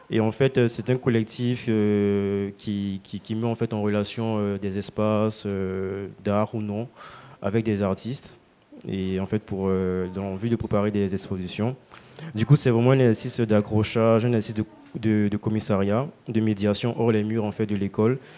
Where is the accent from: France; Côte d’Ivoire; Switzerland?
Côte d’Ivoire; je suis originaire de Côte d'Ivoire.